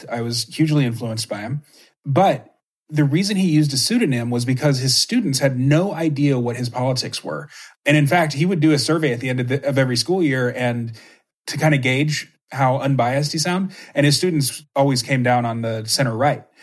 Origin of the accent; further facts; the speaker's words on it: Texas, United States; moved away as an adult; now in Minnesota, United States; I mean, I live, I grew up in Texas and now live in Minnesota. And the culture here, when they find out that I'm from Texas, it's lessened a little bit. But like you, when I first moved here 10 ish years ago